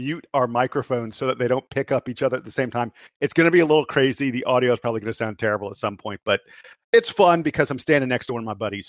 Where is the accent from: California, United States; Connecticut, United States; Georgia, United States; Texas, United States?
Georgia, United States; Atlanta; And so he's here in my hometown.